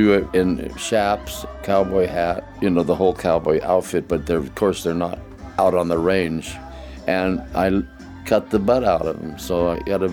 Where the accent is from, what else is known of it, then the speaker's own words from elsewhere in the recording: Linnton, Oregon, United States; I grew up in Linton, Oregon, about 9 miles from Portland City